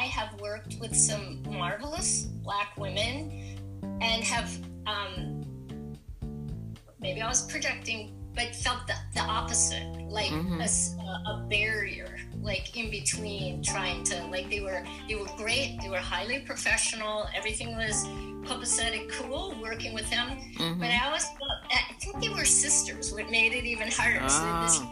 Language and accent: English; Minnesota, United States; I come from Minnesota, the Minnesota Nice, where people pretend to be your friends